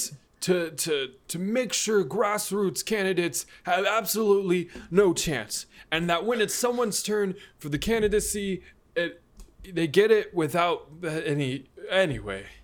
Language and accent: English; Illinois, United States; Hey, look, here's my birth certificate. I am from Illinois.